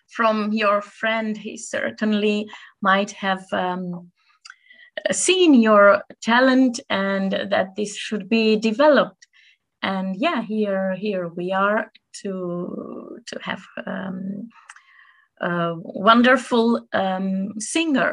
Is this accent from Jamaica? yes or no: no; Romania; I'm Romanian myself